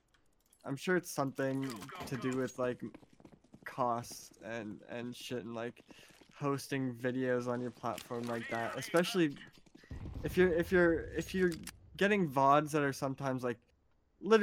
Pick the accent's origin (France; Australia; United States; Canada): Canada; Moncton, New Brunswick; also born or lived in Shediac, New Brunswick; I grew up in New Brunswick, which is right on the coast